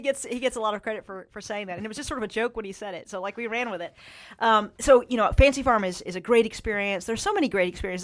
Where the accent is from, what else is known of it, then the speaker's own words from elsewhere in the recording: Eastern Kentucky, United States; my home region of Eastern Kentucky